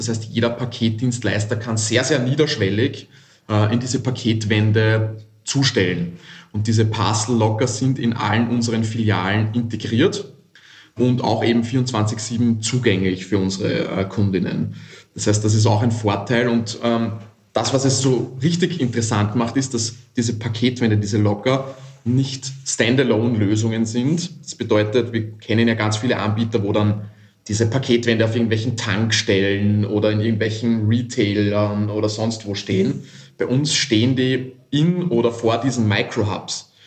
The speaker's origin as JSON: {"language": "German", "region": "Vienna", "country": "Austria", "said": "ich komme nicht aus Hamburg, ich komme aus dem wunderschönen Wien aus Österreich"}